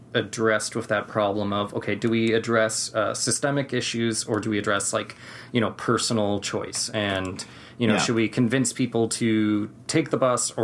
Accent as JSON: {"language": "English", "country": "Canada", "said": "I'm from Canada"}